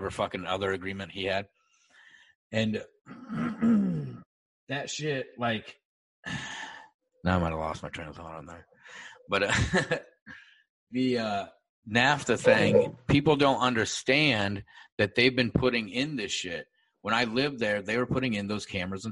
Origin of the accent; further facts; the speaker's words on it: Sioux City, Iowa, United States; I'm from Sioux City, Iowa